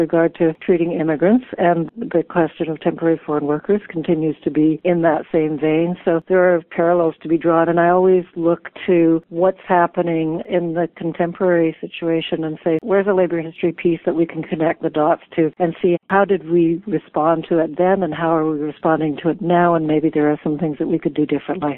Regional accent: Vancouver, British Columbia, Canada; I grew up in Vancouver

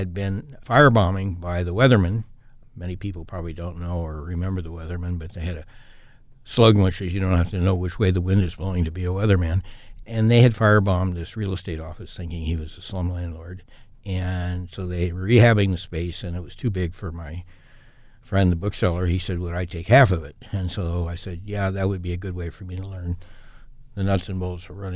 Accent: Portland, Oregon, United States; also born or lived in Corbett, Oregon / Chicago; I was born in Portland and lived in the Foster area for a few years. Lived in Corbett for a couple of years with my grandparents, and then lived at 54th and Alameda through grade school and high school

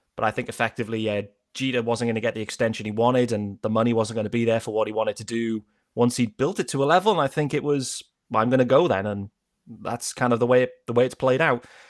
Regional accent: United Kingdom; we're British

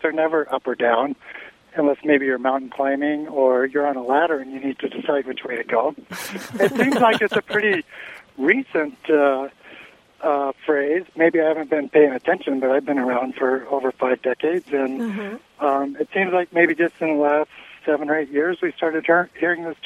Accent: Bozeman, Montana, United States; I'm from Bozeman, Montana, but I'm in the shadow of the Anaconda Smelter Smokestack right now

